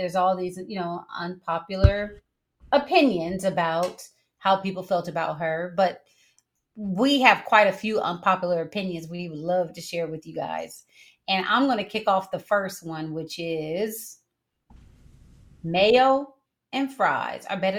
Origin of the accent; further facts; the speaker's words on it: Carson, California, United States; accent: a cross between a Southern, a California, Northern; I grew up in Carson, California. And that's how I sound and will always sound till I die.